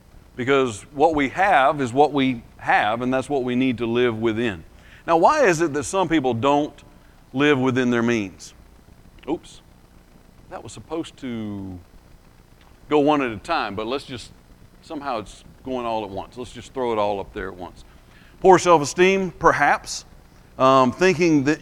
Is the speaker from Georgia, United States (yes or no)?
yes; Lee County, southwest Georgia, United States; now in Alabama, United States; So I live in Alabama, but I grew up in southwest Georgia, in Lee County, which is near Albany